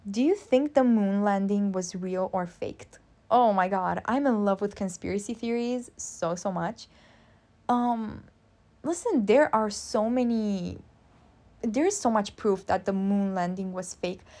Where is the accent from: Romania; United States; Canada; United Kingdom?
Romania; Constanța, Constanța County; Constanța is my hometown. I'm from Romania